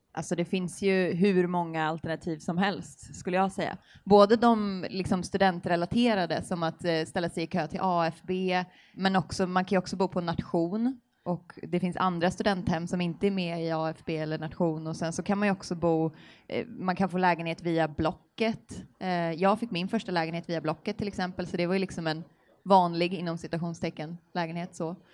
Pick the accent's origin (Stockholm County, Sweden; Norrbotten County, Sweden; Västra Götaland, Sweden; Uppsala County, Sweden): Stockholm County, Sweden; Stockholm; moved away as an adult; also born or lived in Helsingborg; now in Lund, Sweden; jag kommer ursprungligen från Stockholm